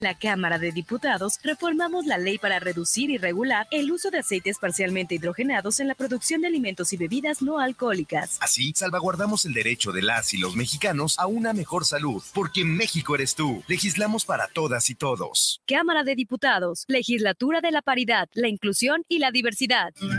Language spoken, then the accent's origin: Spanish; Lima, Peru; soy natural de Lima, eh, exactamente nací en Perú